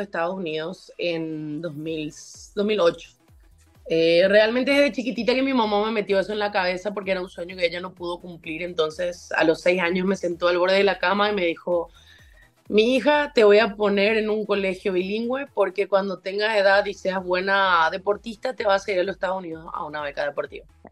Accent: Paraguay; also born or lived in Tulsa, Oklahoma, United States; en Paraguay no tenemos leones

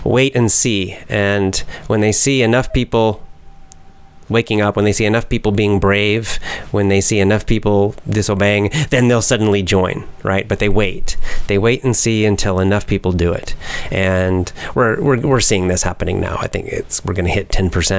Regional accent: Georgia, United States; my home state of Georgia

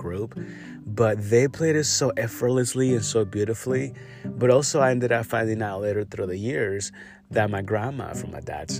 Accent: Yurécuaro, Michoacán, Mexico; I grew up over there. I grew up in Michoacán and, you know, Yoracoro, Michoacán.

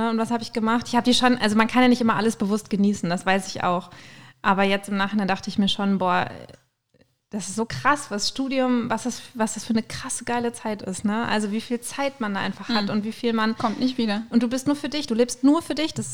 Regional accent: Münster, North Rhine-Westphalia, Germany; ich komme aus Münster, ne?

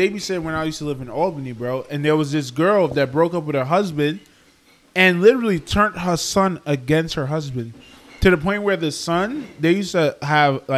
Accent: Trinidad & Tobago; I'm from Trinidad, bro. That's where I come from

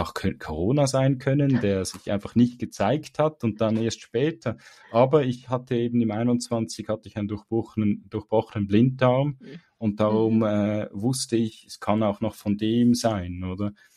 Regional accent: Switzerland; bei uns in der Schweiz

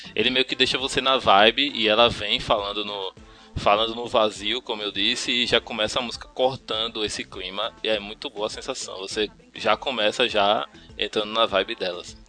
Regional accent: Pernambuco, Brazil; accent: pernambucano; aquele sotaque carregado pernambucano

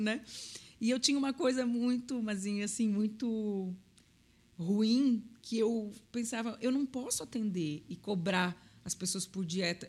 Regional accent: Florianópolis, Santa Catarina, Brazil; eu sou de Florianópolis

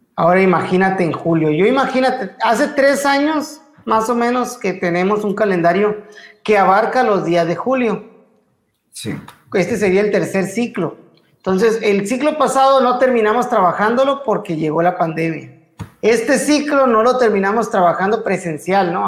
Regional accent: Mexico; como, como mexicanos

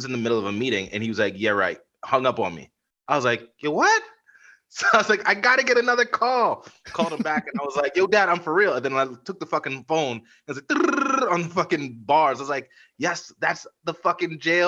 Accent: Baltimore, Maryland, United States; born there; So I was, you know, I kind of moved up and down the East Coast a bit. My dad was an engineer for GE and Duracell for years, man. So like, born in Baltimore, we were in Rale

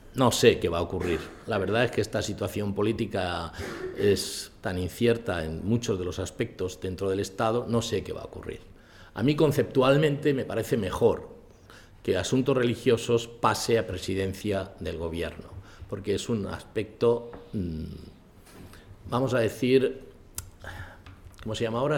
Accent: Spain; yo, he nacido aquí

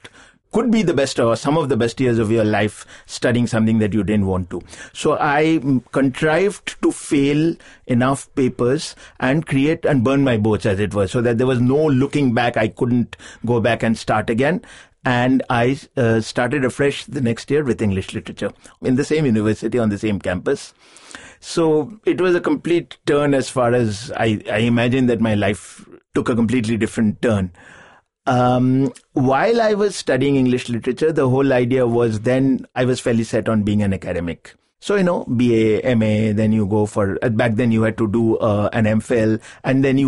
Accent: Kolkata, West Bengal, India; moved away as an adult; also born or lived in Bombay / Delhi / Bangalore; I was born in Calcutta and I grew up there

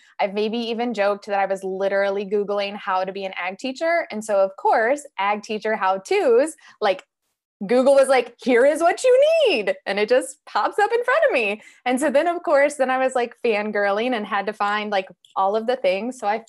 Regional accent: Northwest Illinois, United States; I come from Northwest Illinois.

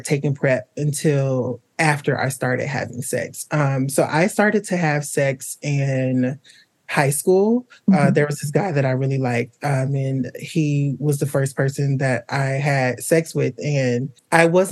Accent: Atlanta, Georgia, United States; now in Chicago, United States; I'm originally from Atlanta, Georgia, but I currently live in Chicago, Illinois.

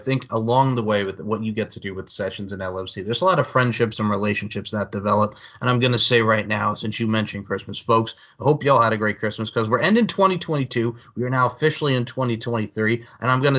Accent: Long Island, New York, United States; I'm from Long Island, New York, the great state of New York.

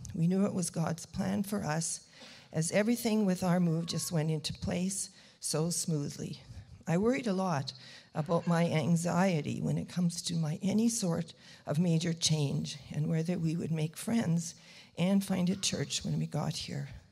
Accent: Brandon, Manitoba, Canada; moved away as an adult; also born or lived in Winnipeg / Moosehorn; now in Steinbach, Canada; my hometown of Brandon

